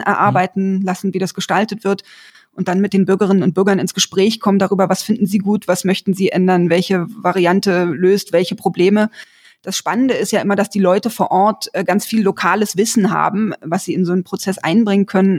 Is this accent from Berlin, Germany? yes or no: yes; Berlin, Germany; Ich bin in Berlin aufgewachsen